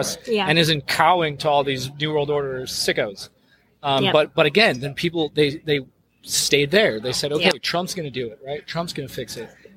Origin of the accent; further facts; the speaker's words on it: Michigan, United States; now in Denver, United States; I'm from Michigan originally, but I live in Denver now